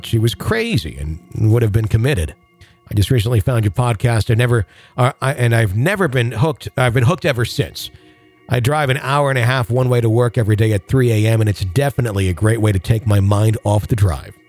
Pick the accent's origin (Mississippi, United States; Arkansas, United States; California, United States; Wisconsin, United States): Wisconsin, United States; Fond du Lac; my hometown